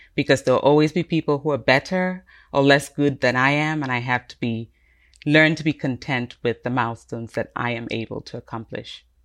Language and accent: English; Cameroon; also born or lived in United Kingdom; now in United States; I'm originally from Cameroon